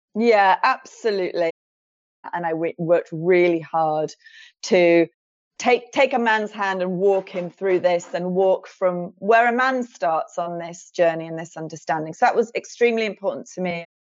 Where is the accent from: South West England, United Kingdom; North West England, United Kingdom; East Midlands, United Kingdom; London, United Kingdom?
North West England, United Kingdom; near Liverpool; I was born near Liverpool